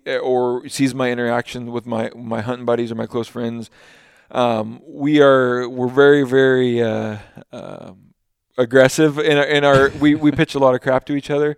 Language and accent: English; Washington, United States; born or raised there